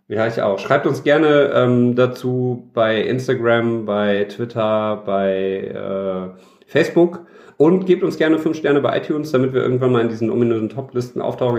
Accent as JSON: {"language": "German", "town": "Düsseldorf", "region": "North Rhine-Westphalia", "country": "Germany", "said": "als Düsseldorfer Jung. Mhm. Hab ich, äh, bin ich früh damit aufgewachsen"}